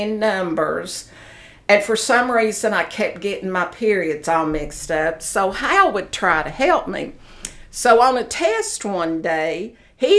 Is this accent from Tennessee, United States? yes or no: yes; Knoxville, Tennessee, United States; I was born in Knoxville, Tennessee.